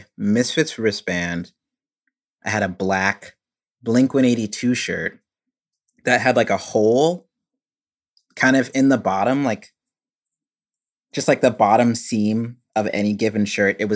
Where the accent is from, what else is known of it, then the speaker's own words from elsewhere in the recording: Richardson, Texas, United States; now in Boston, United States; I grew up in Richardson, Texas